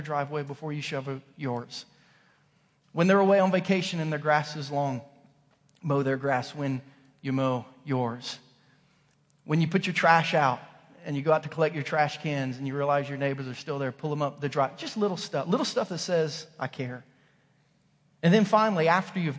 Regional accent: Southern Ohio, United States; also born or lived in Kansas; now in Missouri, United States; growing up in Southern Ohio

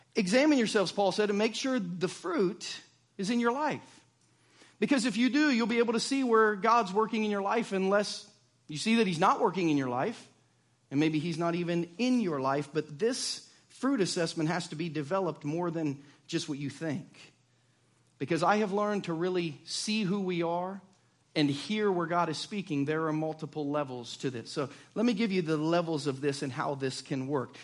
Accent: Southern Ohio, United States; now in Lee's Summit, United States; I grew up in Southern Ohio, in the woods of Southern Ohio, which means I'm a redneck

